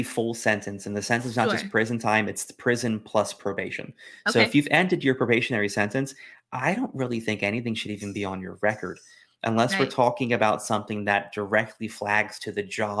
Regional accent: Florida, United States; I'm from Florida. I remember hanging chads.

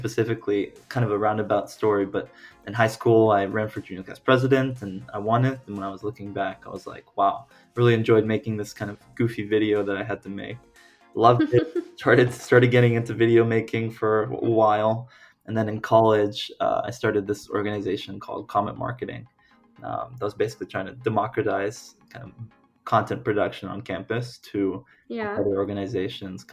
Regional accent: Dallas, Texas, United States; moved away as an adult; now in Washington, D.C., United States; I grew up in Dallas. I elementary, middle school, high school. I did all of that there

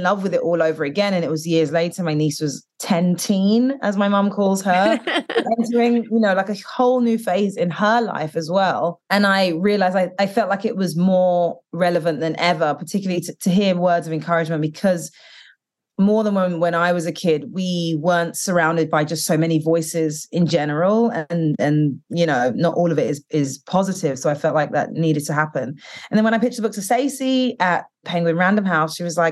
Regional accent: United Kingdom; moved away; growing up in the UK and being Black British and Caribbean

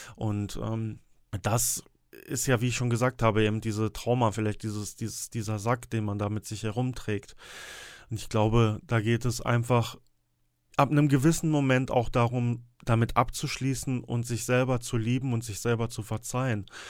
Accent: Sauerland, North Rhine-Westphalia, Germany; hier bei uns im Sauerland

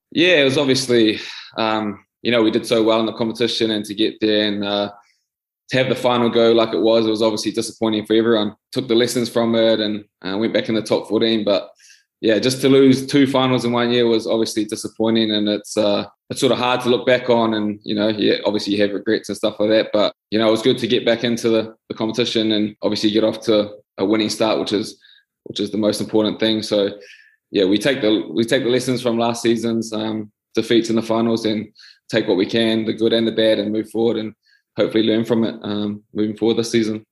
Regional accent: New Zealand; moved away as an adult; now in France; growing up in New Zealand

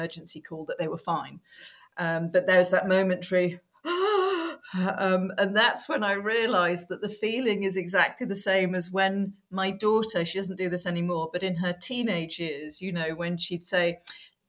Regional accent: Wales, United Kingdom; I grew up in Wales

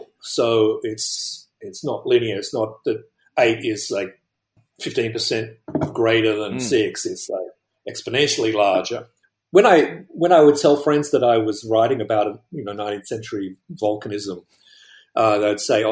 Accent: Australia; moved away; I'm originally from Australia

